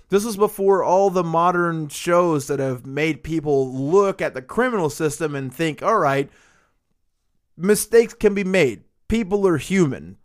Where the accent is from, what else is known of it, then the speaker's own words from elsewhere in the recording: the South, United States; just being a Southerner